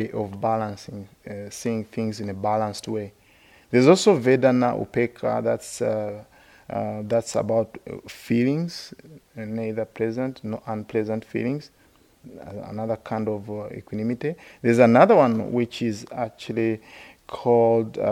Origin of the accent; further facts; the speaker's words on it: Uganda; moved away as an adult; also born or lived in India / West Virginia, United States; now in United States; I grew up in Uganda, so when you grew up in Uganda, you are all the same